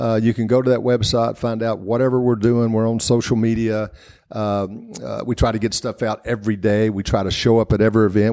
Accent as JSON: {"language": "English", "area": "Hawkins County", "region": "East Tennessee", "country": "United States", "tie": "born or raised there", "said": "the Hawkins County is where I grew up"}